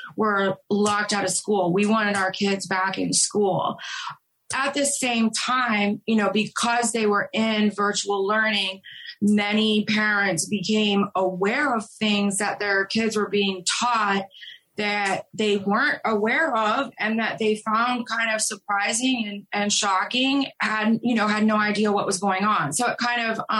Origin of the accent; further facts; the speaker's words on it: New Orleans, Louisiana, United States; moved away as an adult; now in Charlotte, United States; I'm from New Orleans. Moving to Charlotte, it's been really difficult for me to adjust because this is a much more segregated city than where I grew up and where I came from